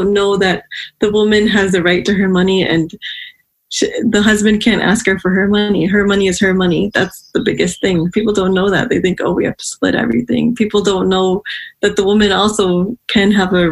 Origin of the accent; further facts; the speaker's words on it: Pakistan; I come from Pakistan